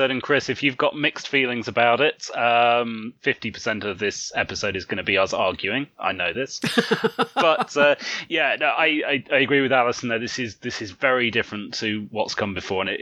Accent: United Kingdom; I'm British.

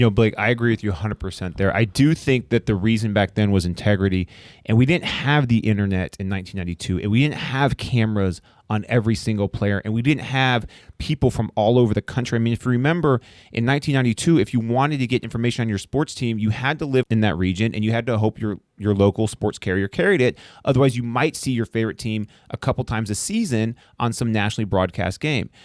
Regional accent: Arlington, Texas, United States; I grew up in Arlington

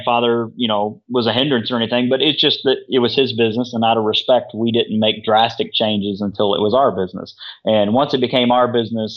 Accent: Missouri, United States; I grew up in Missouri

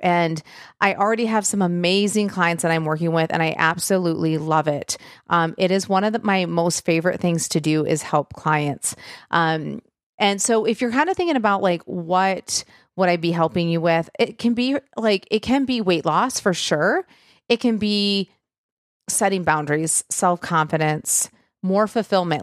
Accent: Michigan, United States; I'm from Michigan

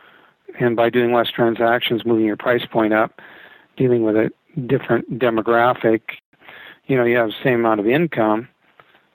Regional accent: Canada; moved away as an adult; also born or lived in Vancouver, Canada; now in Arizona, United States; I'm Canadian by birth, American by choice.

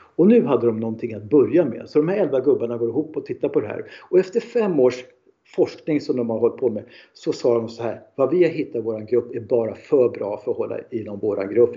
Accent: Stockholm, Stockholm County, Sweden; Jag är en man från Stockholm

